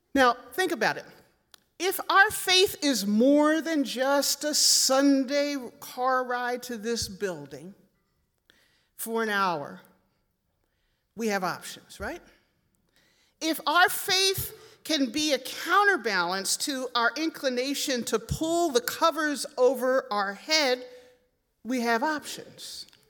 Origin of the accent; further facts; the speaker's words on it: Philadelphia, Pennsylvania, United States; growing up in Philadelphia